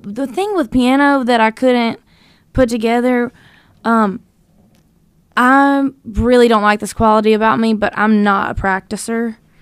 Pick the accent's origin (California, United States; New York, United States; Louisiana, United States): Louisiana, United States; North; now in Nashville, United States; I grew up in North Louisiana